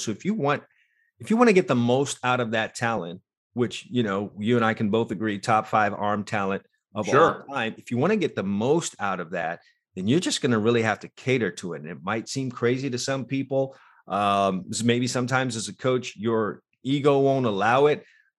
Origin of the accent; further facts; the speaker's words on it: South Florida, United States; I grew up with this in South Florida